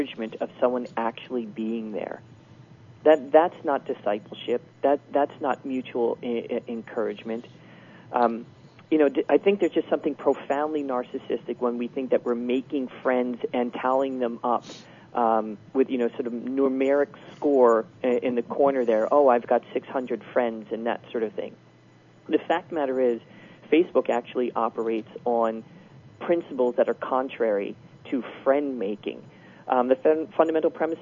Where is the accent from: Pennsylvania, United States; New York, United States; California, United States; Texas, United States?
Pennsylvania, United States; Philadelphia; moved away; I'm from Philadelphia. I really don't maintain any friendships in Philadelphia because I don't live there. I live here